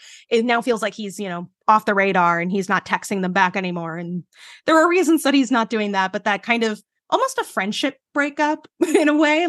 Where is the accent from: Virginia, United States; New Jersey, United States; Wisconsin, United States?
New Jersey, United States; Jersey City; I grew up like right outside of New York in Jersey City. So I've lived in a city my entire life.